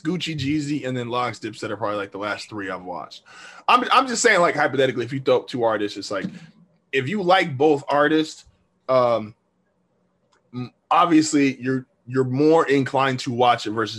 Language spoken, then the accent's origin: English; California, United States; I'm from California